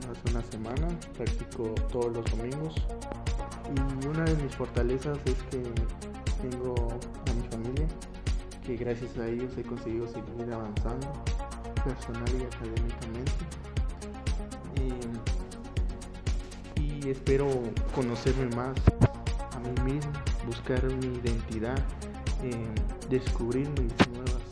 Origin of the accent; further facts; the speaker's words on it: Totonicapán, Guatemala; Nací en Guatemala en 1999, del 22 de julio, en la cabecera de Totonicapán. Actualmente estoy viviendo aquí.